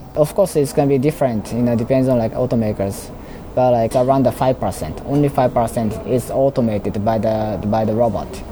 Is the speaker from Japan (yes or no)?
yes; Osaka, Japan; moved away; I'm actually in Osaka. I'm from Osaka. So I was in uh, parents' house